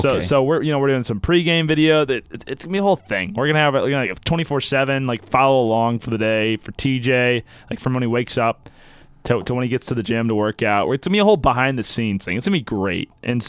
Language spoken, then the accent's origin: English; St. Louis, Missouri, United States; I'm from St. Louis, and we play ball.